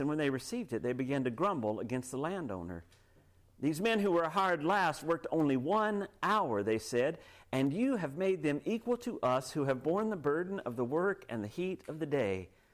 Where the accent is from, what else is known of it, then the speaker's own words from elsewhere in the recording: United States; now in Canada; I grew up in the States